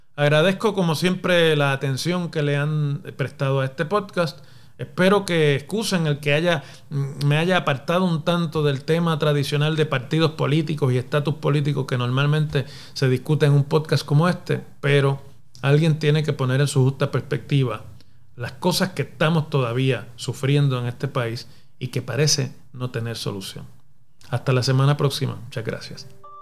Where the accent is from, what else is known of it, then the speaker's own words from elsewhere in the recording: Mayagüez, Puerto Rico; Mayagüez, mi ciudad natal en el oeste de Puerto Rico